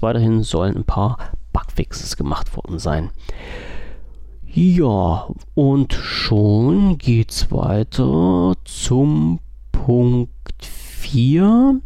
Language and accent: German; Germany; als deutscher Bürger